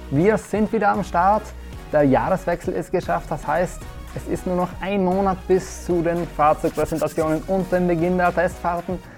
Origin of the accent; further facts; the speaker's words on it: Trentino-Alto Adige, Italy; Ich komme tatsächlich nicht aus der Schweiz, sondern aus dem schönen bergigen Südtirol.